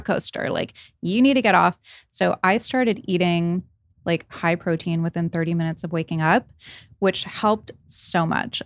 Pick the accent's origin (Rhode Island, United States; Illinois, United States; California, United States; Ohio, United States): Rhode Island, United States; I grew up in Rhode Island